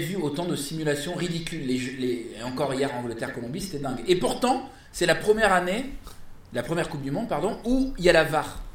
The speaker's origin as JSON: {"language": "French", "town": "Paris", "region": "Île-de-France", "country": "France", "said": "je suis parisien"}